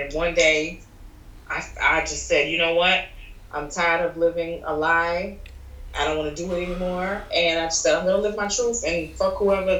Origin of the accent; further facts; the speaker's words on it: Trinidad & Tobago; I grew up strict religious Caribbean background because I'm Trinidadian and Puerto Rican.